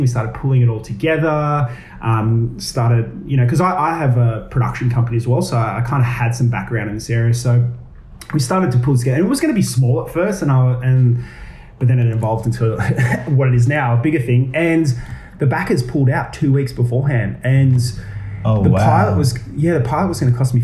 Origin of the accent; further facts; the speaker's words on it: Gold Coast, Queensland, Australia; now in Sydney, Australia; Originally, I'm from Queensland. I'm from the Gold Coast. I moved down to Sydney to pursue acting